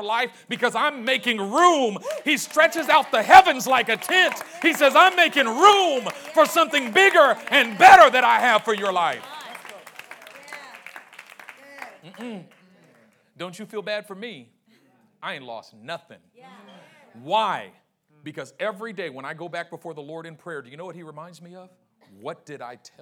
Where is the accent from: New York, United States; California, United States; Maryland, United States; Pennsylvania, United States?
California, United States; Oakland; I grew up in Oakland